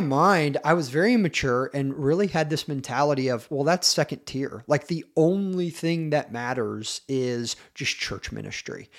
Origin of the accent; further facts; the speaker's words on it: Battle Ground, Washington, United States; also born or lived in Tennessee; I grew up here in Washington State, a little town called Battleground, which is north of Portland, Oregon, and spent most of my childhood there